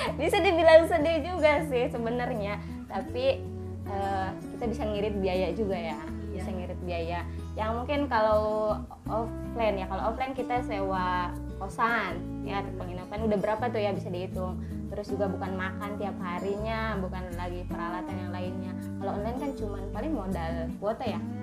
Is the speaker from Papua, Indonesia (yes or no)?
no; Lebak Regency, Banten, Indonesia; saya berasal dari Kabupaten Lebak